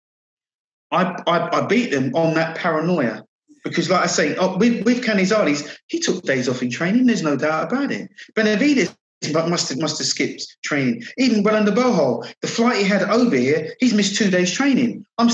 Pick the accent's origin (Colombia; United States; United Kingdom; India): United Kingdom; Croydon, London; I'm playing to like a full house of Croydon people now. I'm in my hometown.